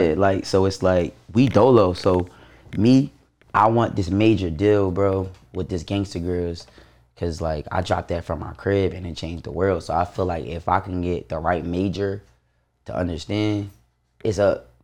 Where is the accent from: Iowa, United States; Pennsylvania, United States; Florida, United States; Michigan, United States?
Pennsylvania, United States; Philadelphia; also born or lived in Baltimore; I grew up in Nice Town